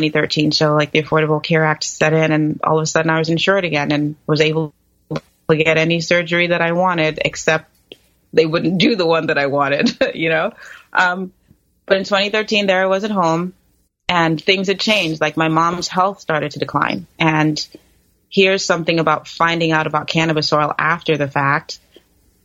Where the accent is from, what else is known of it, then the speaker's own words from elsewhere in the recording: New York, United States; moved away as an adult; also born or lived in Los Angeles; now in California, United States; I'm from New York, and that's where my family home is